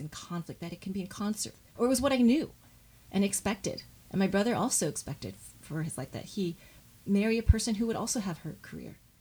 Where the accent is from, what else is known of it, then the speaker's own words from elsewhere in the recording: Southfield, Michigan, United States; I was born in Michigan, in Southfield, Michigan, and we lived near, in a suburb of Detroit